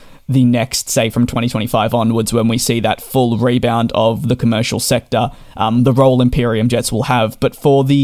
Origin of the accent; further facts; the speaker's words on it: Australia; I'm being Australian myself